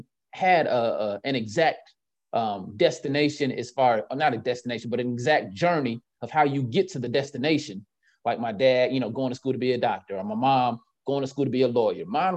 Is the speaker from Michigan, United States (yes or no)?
no; Winston-Salem, North Carolina, United States; also born or lived in Richmond; I grew up in North Carolina